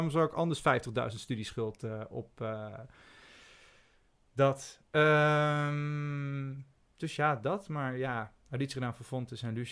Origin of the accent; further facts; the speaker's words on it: North Brabant, Netherlands; accent: Brabantian; now in Amsterdam, Netherlands; En ik sprak ook zo plat Brabants.